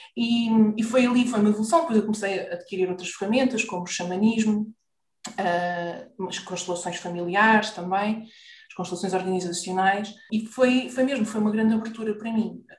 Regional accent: Lisbon, Portugal; also born or lived in Maputo (Lourenço Marques), Mozambique; now in Carcavelos, Portugal; vivemos no Parque de Campismo do Monsanto

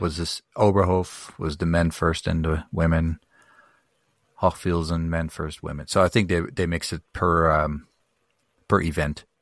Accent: Netherlands; moved away; I grew up in Holland

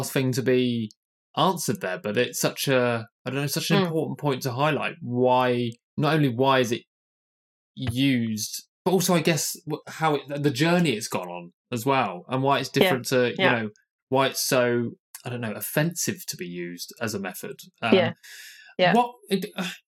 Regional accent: United Kingdom; I'm British, so maybe I'm obsessed with class

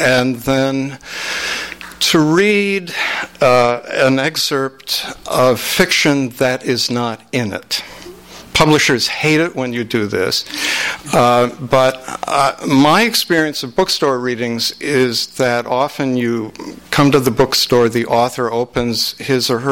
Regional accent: Minneapolis, Minnesota, United States; my hometown of Minneapolis

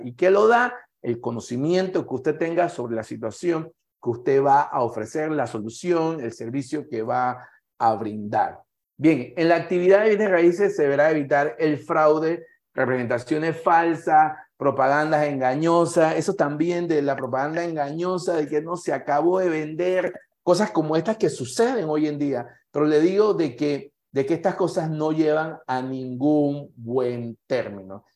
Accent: Panama; como panameño y como profesional que participo en esta actividad

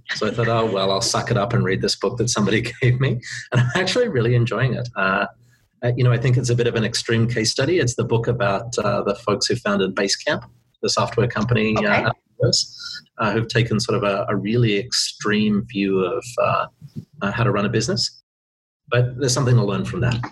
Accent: Australia; moved away as an adult; now in Vancouver, Canada; being Australian

